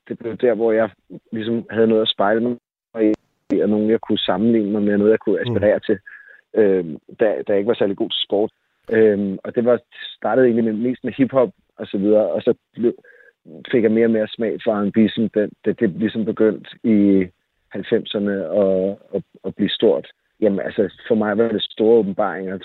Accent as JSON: {"language": "Danish", "town": "Jersie Strand", "region": "Zealand", "country": "Denmark", "tie": "born or raised there", "also_born_or_lived": "Køge", "said": "Da jeg voksede op i Solrød Strand, eller i Jersi Strand"}